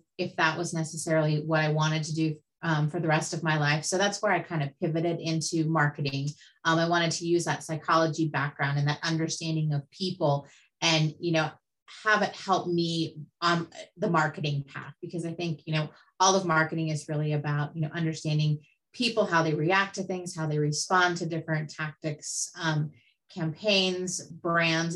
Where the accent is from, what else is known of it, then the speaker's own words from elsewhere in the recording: California, United States; also born or lived in Newport Beach, California / Santa Ynez Valley, California; I was born in Newport Beach, California, lived there till I was about 10. And then my family moved us up to the Central Coast, just outside of Santa Barbara in an area called the San Ynez Valley